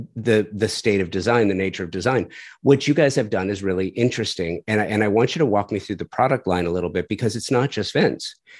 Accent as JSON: {"language": "English", "region": "Southern California", "country": "United States", "moved": "as an adult", "lives_now": "Tulsa, United States", "said": "I'm doing a design house in Tulsa, and I'm from Southern California"}